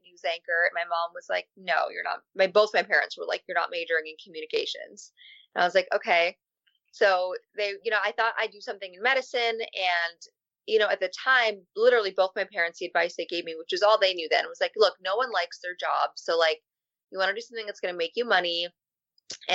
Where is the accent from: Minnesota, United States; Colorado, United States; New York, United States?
New York, United States; Albany; I was born in Albany, New York